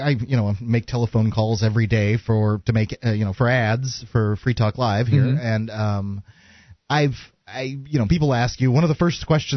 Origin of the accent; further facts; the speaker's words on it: Atlanta, Georgia, United States; oh, well, I'm from Atlanta. I know what a libertarian is.